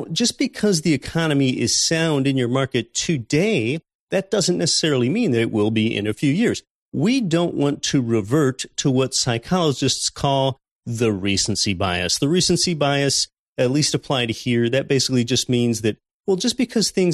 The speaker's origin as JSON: {"language": "English", "town": "Anchorage", "region": "Alaska", "country": "United States", "tie": "born or raised there", "moved": "yes", "said": "my hometown of Anchorage, Alaska, which I'm 5,000 miles from today"}